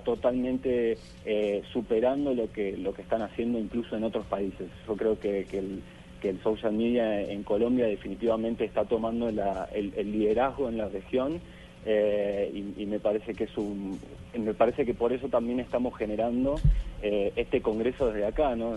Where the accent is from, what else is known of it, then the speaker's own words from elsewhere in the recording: Argentina; yo soy de Argentina